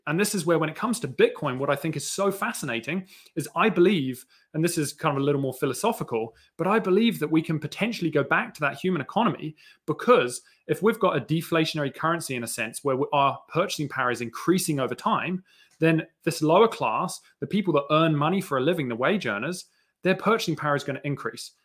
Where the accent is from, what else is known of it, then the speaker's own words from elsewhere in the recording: New Zealand; accent: New Zealand British; so I grew up in New Zealand. I've got, like, a bit of a New Zealand British accent.